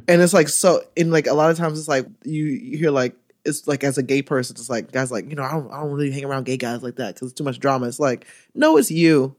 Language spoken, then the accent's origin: English; Orlando, Florida, United States; born or raised there; now in New York, United States